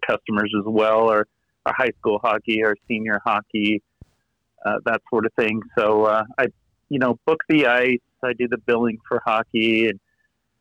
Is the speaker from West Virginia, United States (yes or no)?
no; Southern California, United States; now in Utah, United States; I'm originally from Southern California